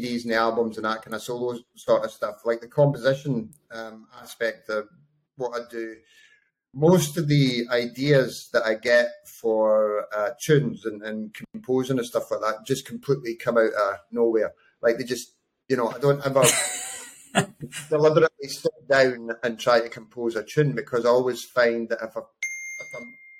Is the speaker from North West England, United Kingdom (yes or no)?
no; Bathgate, Scotland, United Kingdom; I'm Scottish. originally from Bathgate